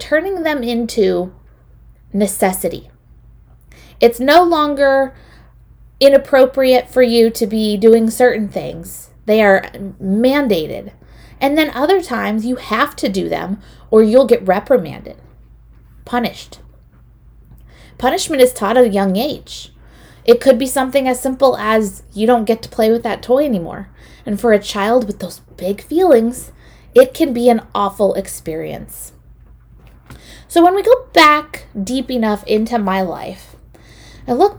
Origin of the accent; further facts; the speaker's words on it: Newark, California, United States; I'm from Newark, California, and my parents enrolled me in a little program that Newark Days used to put on.